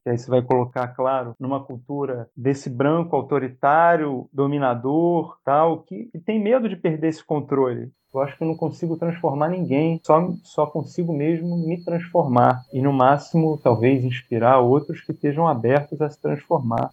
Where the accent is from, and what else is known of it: Brazil